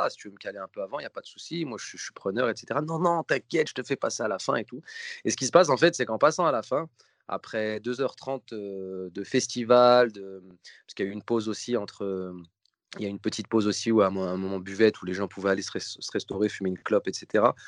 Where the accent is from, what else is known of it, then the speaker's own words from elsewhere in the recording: Lyon, Auvergne-Rhône-Alpes, France; now in Paris, France; je suis lyonnais